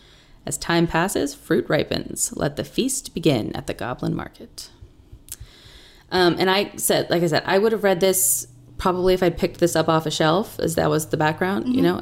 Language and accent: English; Ireland; even though I am Irish